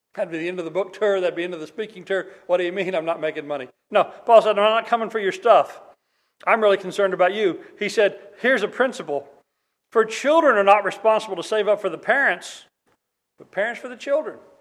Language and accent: English; Oklahoma, United States; moved away; when I was a kid in Oklahoma